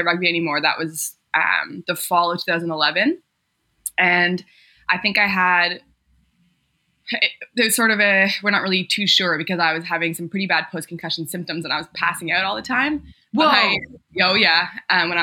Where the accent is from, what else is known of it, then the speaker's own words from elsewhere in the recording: Toronto, Ontario, Canada; I'm from Toronto, Ontario.